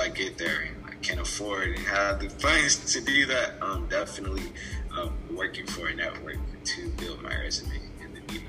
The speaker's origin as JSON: {"language": "English", "town": "Louisville", "region": "Kentucky", "country": "United States", "tie": "born or raised there", "moved": "as an adult", "lives_now": "Nashville, United States", "said": "Yeah, I love Louisville. It's definitely my hometown."}